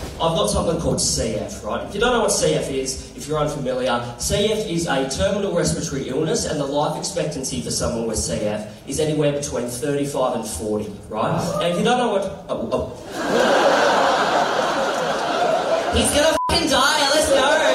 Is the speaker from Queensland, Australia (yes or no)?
no; rural New South Wales, Australia; moved away; I'm originally from rural New South Wales